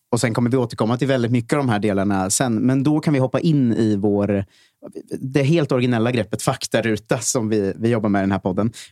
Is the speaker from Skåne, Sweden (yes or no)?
no; Stockholm, Stockholm County, Sweden; also born or lived in Viksjö, Järfälla